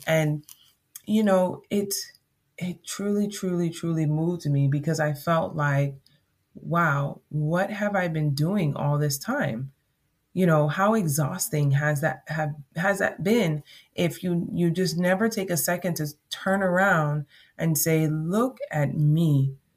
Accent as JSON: {"language": "English", "country": "Jamaica", "accent": "Jamaican", "said": "my Jamaican accent"}